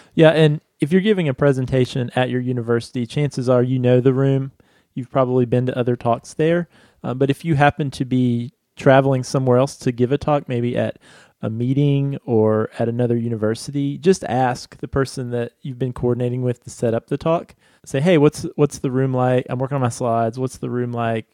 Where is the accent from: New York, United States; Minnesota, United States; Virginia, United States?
Virginia, United States; Crozet from my home state